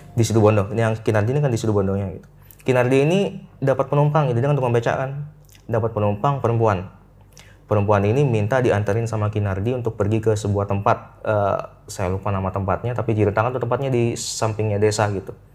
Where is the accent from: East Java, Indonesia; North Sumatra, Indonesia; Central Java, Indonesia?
East Java, Indonesia; Situbondo; di daerah saya nih di Situbondo